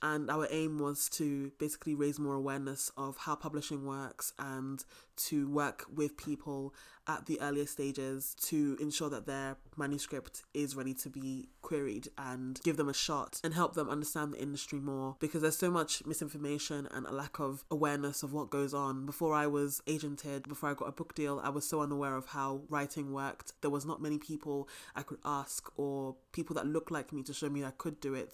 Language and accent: English; London, United Kingdom; now in Scottish Highlands, United Kingdom; I am a writer from London, currently living in the Scottish Highlands